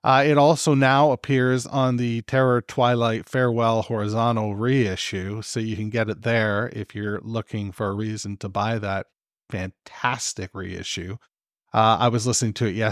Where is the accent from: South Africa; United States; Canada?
Canada; I'm fucking Canadian